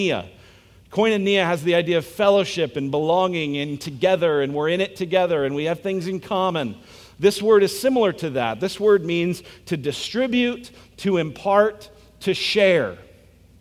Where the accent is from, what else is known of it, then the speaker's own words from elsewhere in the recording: United States; I'm American